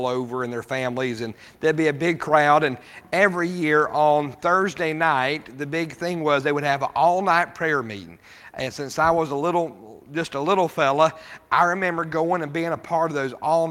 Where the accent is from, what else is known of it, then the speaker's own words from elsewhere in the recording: Rawlins, Wyoming, United States; Growing up in Wyoming, we lived in Rawlins, Wyoming